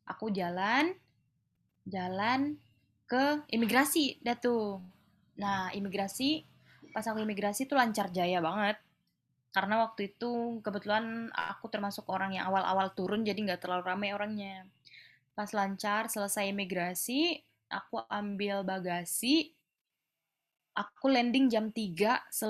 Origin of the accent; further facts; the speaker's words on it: Padang, West Sumatra, Indonesia; aku kan dari Padang ya, maksudnya aku jarang banget aku hampir nggak pernah bahkan turun di Jakarta dari Malaysia.